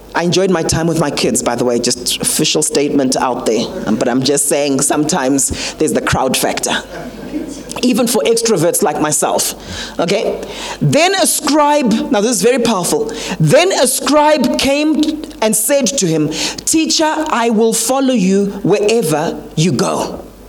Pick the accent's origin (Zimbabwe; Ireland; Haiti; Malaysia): Zimbabwe; Harare; also born or lived in Mutare; now in South Africa; I grew up in Harare, but we come from the Mutare area